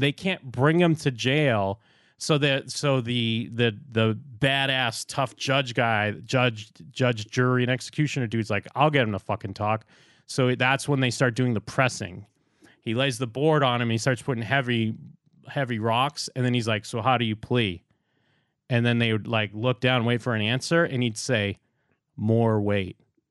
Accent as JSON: {"language": "English", "region": "Massachusetts", "country": "United States", "tie": "born or raised there", "said": "I grew up in South Shore, Massachusetts. Salem is North Shore. We don't like North Shore."}